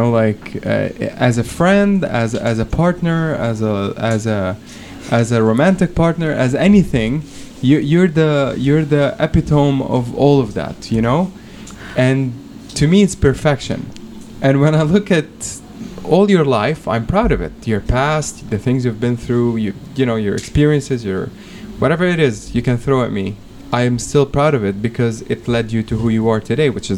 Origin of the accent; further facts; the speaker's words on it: Lebanon; now in Kuwait; I'm from Lebanon